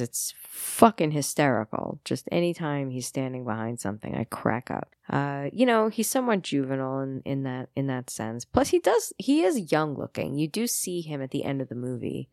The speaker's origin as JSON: {"language": "English", "region": "New York", "country": "United States", "said": "I am a New Yorker"}